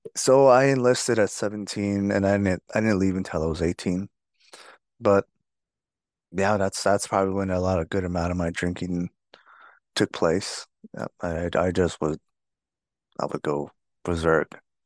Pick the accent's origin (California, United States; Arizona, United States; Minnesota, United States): Arizona, United States; Fort Defiance; also born or lived in Lukachukai, Arizona; I grew up on the Navajo Nation, mostly in Fort Dauphin, Arizona